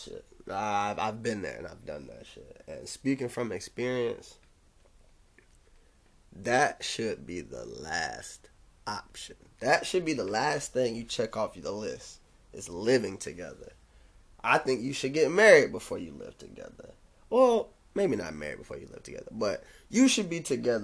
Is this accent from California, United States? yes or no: no; Jacksonville, Florida, United States; also born or lived in DeLand; I'm from Jacksonville